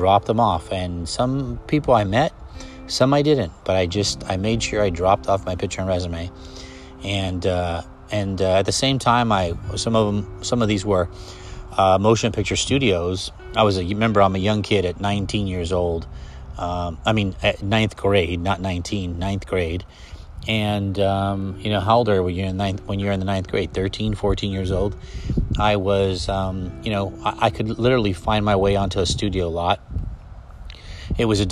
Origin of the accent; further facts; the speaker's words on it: Los Angeles, California, United States; also born or lived in New York City; I grew up in Los Angeles. I was born and raised